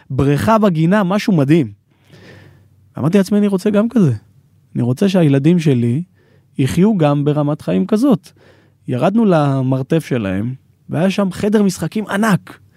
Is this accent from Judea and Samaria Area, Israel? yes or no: yes; Ma'ale Adumim, Judea and Samaria Area, Israel; אני גדלתי בעיר פריפריה ומעלה אדומים, ככה פריפריה של ירושלים, ואני יכול להגיד שלא הגעתי ממשפחה עשירה, בסדר?